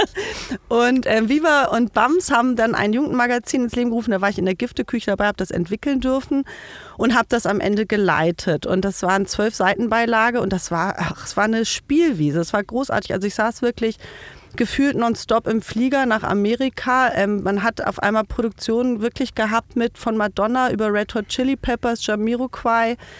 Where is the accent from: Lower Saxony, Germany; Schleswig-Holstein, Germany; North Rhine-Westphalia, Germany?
Schleswig-Holstein, Germany; village in Herzogtum Lauenburg district; moved away as an adult; now in Berlin, Germany; bin wirklich so richtig auf dem Bauernhof mit lauter Viehzeug aufgewachsen